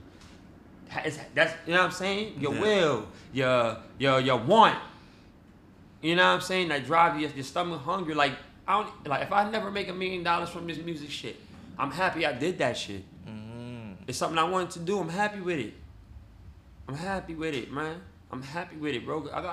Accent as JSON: {"language": "English", "town": "New York City", "region": "New York", "country": "United States", "tie": "born or raised there", "said": "I'm from New York, hardcore from, nigga, born in Cypress Ave, mm-hmm. raised in Baychester Projects"}